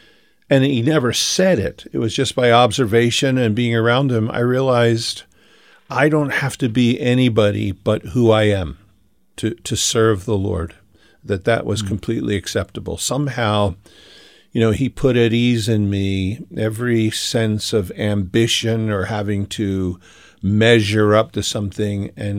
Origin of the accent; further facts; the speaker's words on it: Philadelphia, Pennsylvania, United States; moved away; also born or lived in Whittier, California; I was from Philly and that I was praying about moving back